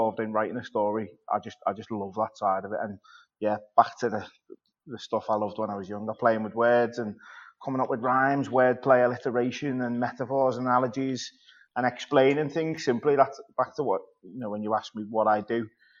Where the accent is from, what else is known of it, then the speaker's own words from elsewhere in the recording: Birkenhead, North West England, United Kingdom; at the Birkenhead News, which is where I'm from, just in my hometown.